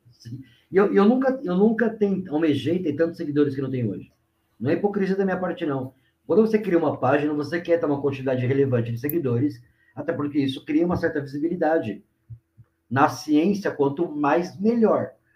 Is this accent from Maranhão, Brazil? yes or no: no; Mauá, São Paulo, Brazil; sou aqui de, de Mauá, do grande ABC aqui do estado de São Paulo